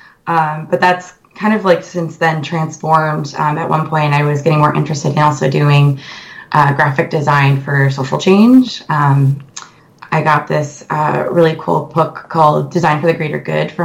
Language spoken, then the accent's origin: English; Rochester, New York, United States; moved away as an adult; also born or lived in Tacoma; now in Seattle, United States; I'm originally from Rochester, New York. That's where I grew up.